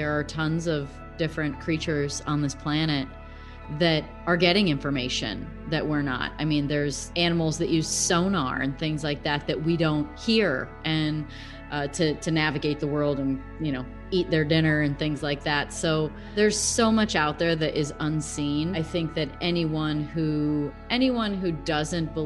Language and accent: English; Roscoe, Illinois, United States; now in Scottsdale, United States; I'm from Roscoe, Illinois, but I live in Scottsdale, Arizona